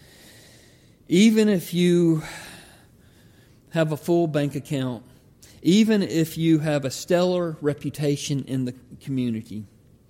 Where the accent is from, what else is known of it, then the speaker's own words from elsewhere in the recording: Georgia, United States; When I grew up in Georgia, we could walk back about a mile through the woods